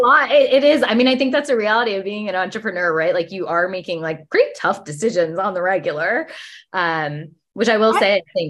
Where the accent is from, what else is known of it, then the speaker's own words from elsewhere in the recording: Rhode Island, United States; And I grew up in Rhode Island, and it's a large Italian population.